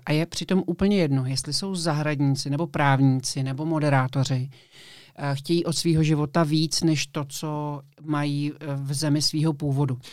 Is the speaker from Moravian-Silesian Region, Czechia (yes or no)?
no; Prague, Czechia; já jsem z Prahy